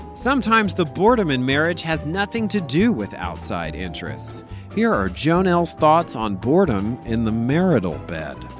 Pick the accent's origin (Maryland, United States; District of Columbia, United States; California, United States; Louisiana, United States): Louisiana, United States; moved away; I'm from Louisiana